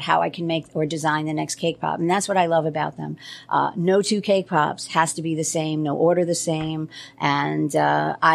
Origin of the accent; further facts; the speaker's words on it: New York, United States; moved away as an adult; now in Maryland, United States; I'm a New Yorker.